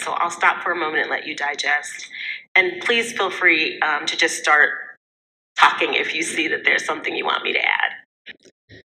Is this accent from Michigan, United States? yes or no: yes; Midland, Michigan, United States; also born or lived in Saginaw, Michigan; now in Ann Arbor, United States; I grew up in Midland, um, also in the Saginaw area, but I currently reside outside of Ann Arbor